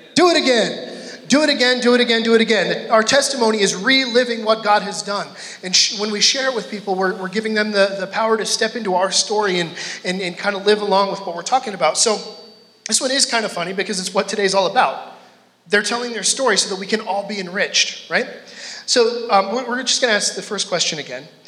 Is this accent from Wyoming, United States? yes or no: yes; Gillette, Wyoming, United States; moved away as an adult; also born or lived in British Columbia; I grew up in Gillette